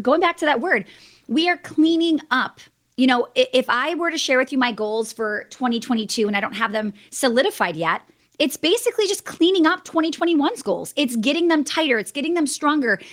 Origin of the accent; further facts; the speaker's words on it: Wisconsin, United States; I'm from Wisconsin